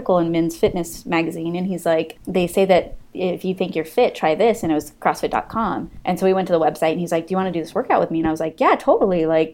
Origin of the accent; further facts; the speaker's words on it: California, United States; moved away as an adult; also born or lived in Montclair, New Jersey; I'm from California